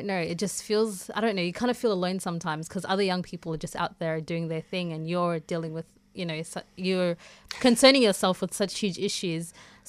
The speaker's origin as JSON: {"language": "English", "country": "South Africa", "moved": "yes", "said": "So basically, I came from South Africa in 2002 with my parents. And coming here, I would say probably was kind of an awakening. I was kind of oblivious to what was going on around me because, A, I was in my home country."}